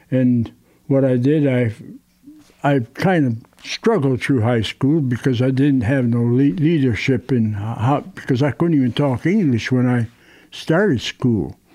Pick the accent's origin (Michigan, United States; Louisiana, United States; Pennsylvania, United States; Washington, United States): Michigan, United States; Detroit; born there; I was born in Detroit, actually, uh, and, and, mother and dad had me in in uh, the western part of Detroit.